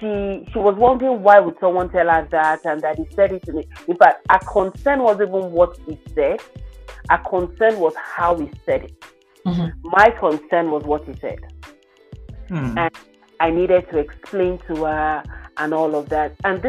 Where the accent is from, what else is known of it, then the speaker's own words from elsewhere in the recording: Nigeria; moved away as an adult; now in Canada; For only you understand this, for most of our children when we come from Nigeria, they've done definitely more than the curriculum that they meet in Canada.